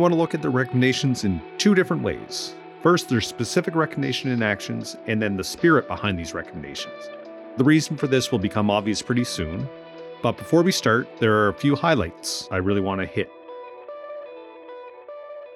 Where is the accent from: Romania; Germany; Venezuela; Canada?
Canada; Amherst, Nova Scotia; moved away; I moved back to Amherst, Nova Scotia after 15 years away